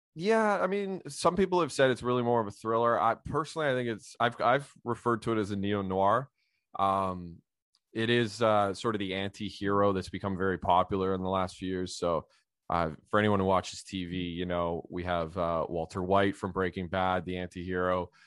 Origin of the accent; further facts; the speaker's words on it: Ottawa Valley, Ontario, Canada; I grew up in a, a Polish community myself, uh, in the Ottawa Valley.